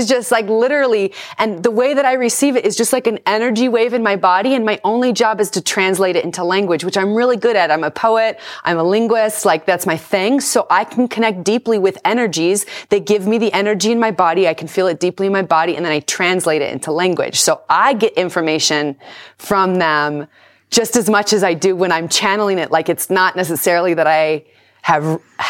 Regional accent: Southern California, United States; I was born and raised here in Southern California.

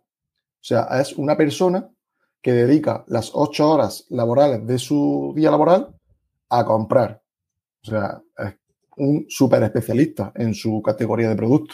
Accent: Granada, Andalusia, Spain; accent: Andalusian; tengo un acento un poco especial por ser de, Andalucía y Granada en concreto

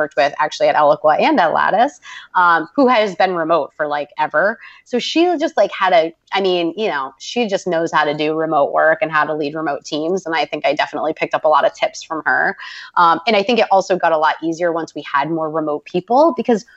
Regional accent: Boston, Massachusetts, United States; I'm from Boston.

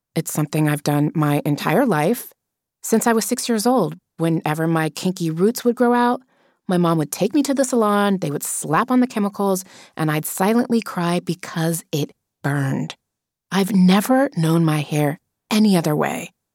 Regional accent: Las Vegas, Nevada, United States; moved away as an adult; also born or lived in Cuba; growing up in Las Vegas when I'm 11, studying ballet

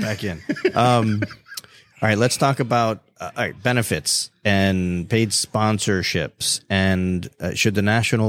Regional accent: North Miami, Florida, United States; I was born in the North Miami General Hospital

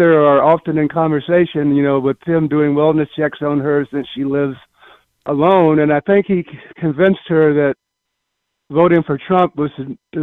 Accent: Spartanburg, South Carolina, United States; now in Kew Gardens, United States; visiting my hometown

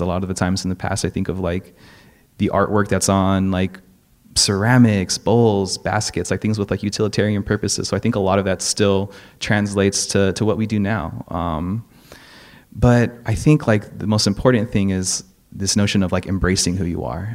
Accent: Gardena, California, United States; I'm from South Bay. I grew up in Gardena

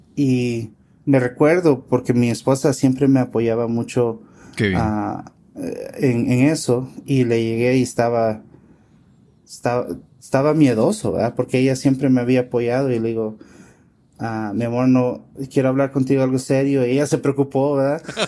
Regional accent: California, United States; yo nací en los Estados Unidos, en California.

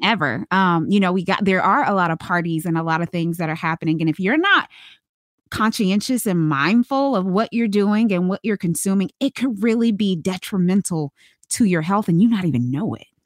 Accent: Charlotte, North Carolina, United States; moved away; I'm originally from Charlotte, North Carolina

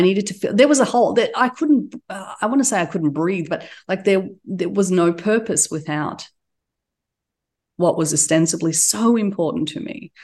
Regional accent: Australia; accent: Australian; also born or lived in Turkey; now in United States; we immigrated to Australia when I was a, a baby. And so I was raised there.

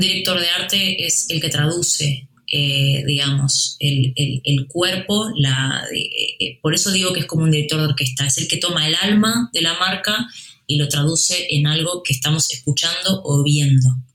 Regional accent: Uruguay; now in Spain; De donde yo vengo, en Uruguay

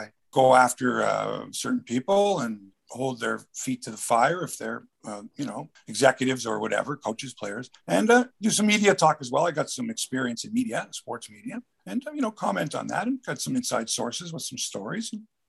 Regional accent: Toronto, Ontario, Canada; I'm from Toronto, Willowdale, sure. Actually, you know, raised up there.

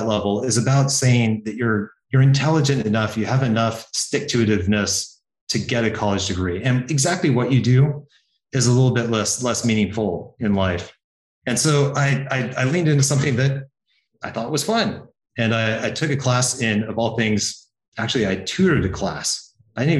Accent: Healdsburg, California, United States; moved away; I grew up in small town, Northern California

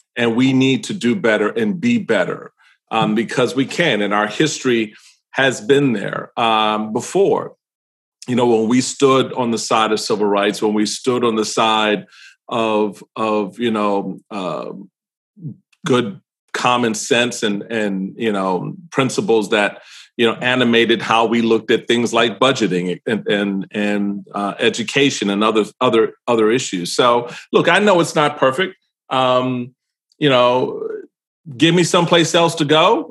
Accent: Washington, District of Columbia, United States; I grew up in Washington D.C.

